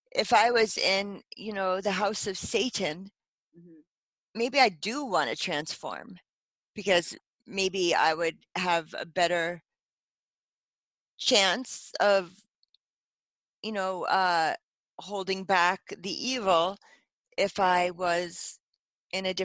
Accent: United States; as an American

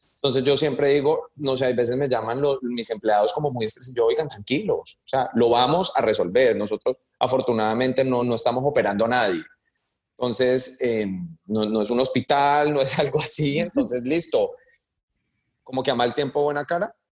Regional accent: Cali, Valle del Cauca, Colombia; moved away as an adult; also born or lived in United States; now in New York, United States; yo soy caleño

